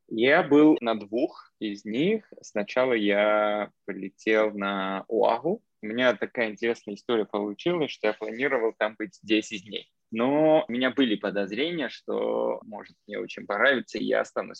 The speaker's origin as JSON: {"language": "Russian", "country": "Armenia", "tie": "born or raised there", "also_born_or_lived": "Moscow, Russia / Cambridge, Massachusetts, United States", "second_language": "Russian", "moved": "yes", "lives_now": "New York, United States", "said": "я сам армянин, родом из Армении, но из Москвы переехал в Штаты"}